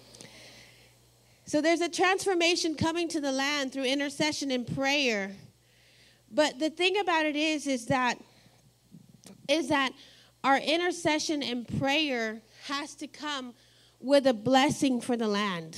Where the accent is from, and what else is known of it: Texas, United States; now in Ohio, United States